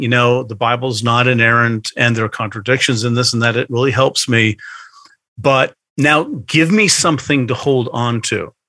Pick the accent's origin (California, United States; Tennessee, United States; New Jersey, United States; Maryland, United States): New Jersey, United States; Bergen County; also born or lived in outside Philadelphia; now in Philadelphia area, United States; I grew up in hmm. Bergen County, which is the ah. northeastern corner yes. of the state of New Jersey